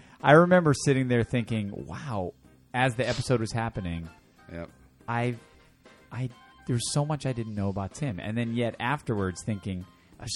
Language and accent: English; Connecticut, United States; I'm from Connecticut, not Canada.